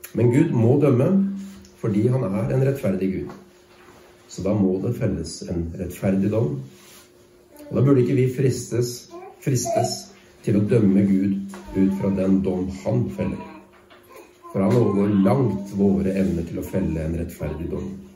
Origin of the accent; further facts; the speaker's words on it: Norway; jeg som nordmann